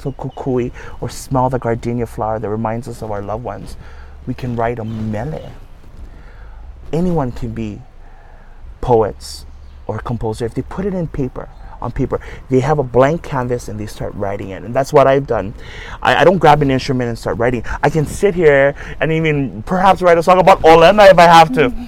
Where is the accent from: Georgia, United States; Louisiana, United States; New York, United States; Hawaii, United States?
Hawaii, United States; That's how we networked as Hawaiians.